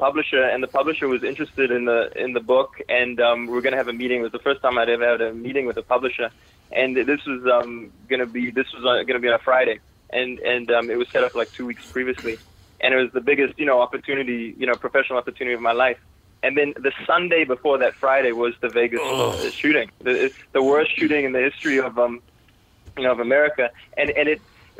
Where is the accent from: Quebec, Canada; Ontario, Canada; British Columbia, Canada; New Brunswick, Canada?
Ontario, Canada; Toronto; also born or lived in South Africa; I'm originally from South Africa. And then as a kid, my family, we moved to Toronto, Canada.